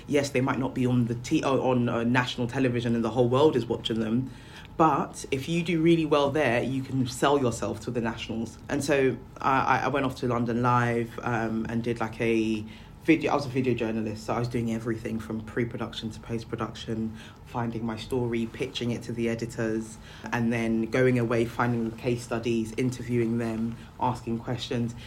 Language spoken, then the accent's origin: English; Nigeria; moved away; I come from Africa, I'm Nigerian.